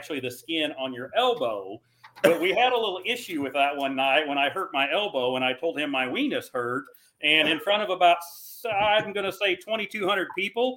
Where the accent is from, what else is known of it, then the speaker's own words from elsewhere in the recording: Missouri, United States; I'm from Missouri